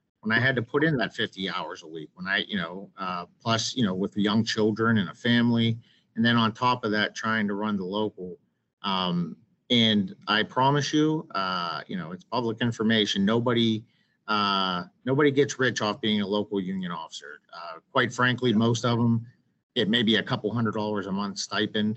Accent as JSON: {"language": "English", "region": "Western Pennsylvania", "country": "United States", "tie": "born or raised there", "said": "I grew up in Western Pennsylvania"}